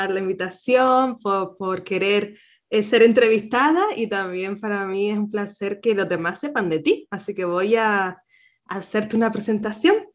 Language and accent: Spanish; Canary Islands, Spain; nacida en Canarias